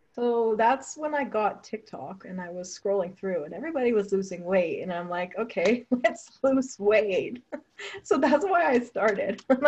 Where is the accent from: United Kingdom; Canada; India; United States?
Canada; Toronto, Ontario; I'm from Toronto, Canada